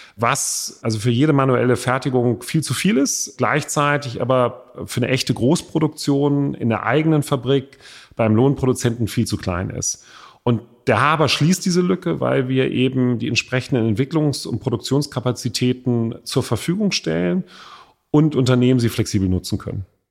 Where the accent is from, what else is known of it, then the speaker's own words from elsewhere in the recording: Hamburg, Germany; in meiner Heimatstadt Hamburg